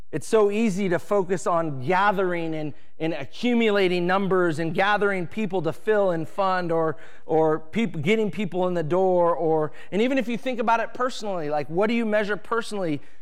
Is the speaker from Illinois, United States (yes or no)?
no; Edmonds, Washington, United States; I grew up in Edmonds, Washington